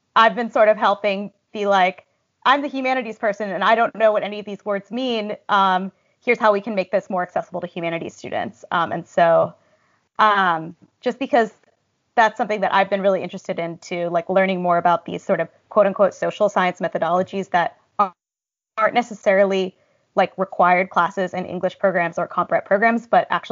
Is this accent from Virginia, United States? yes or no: no; Berkeley, California, United States; moved away as an adult; now in New York, United States; I grew up in the San Francisco Bay Area, in Berkeley